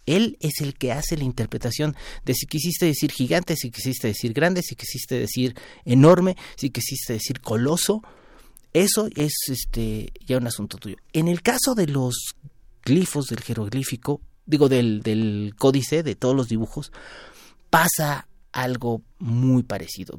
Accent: Mexico; los mexicanos somos algo diferentes

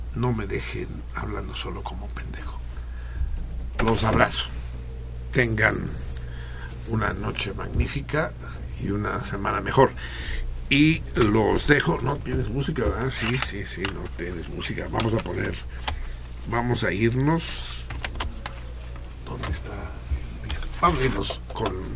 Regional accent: Mexico; en México

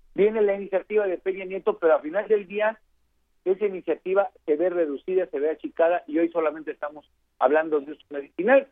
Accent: Guerrero, Mexico; Yo soy del estado de Guerrero

